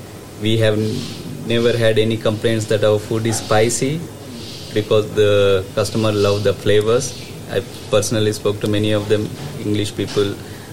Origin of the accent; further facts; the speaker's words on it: Hyderabad, Telangana, India; now in United Kingdom; I'm from Hyderabad, southern India.